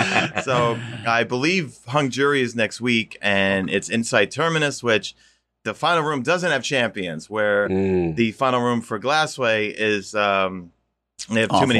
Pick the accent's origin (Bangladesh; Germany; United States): United States; Queens, New York; You know, growing up in Queens, you know what it's like, obviously, you know.